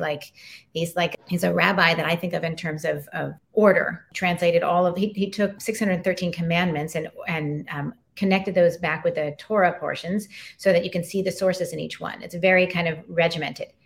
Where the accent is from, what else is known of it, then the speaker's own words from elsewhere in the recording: Colorado Springs, Colorado, United States; moved away; also born or lived in New York City / Philadelphia / Louisiana; I grew up in the Rocky Mountains and Colorado Springs, looking at Pikes Peak out my window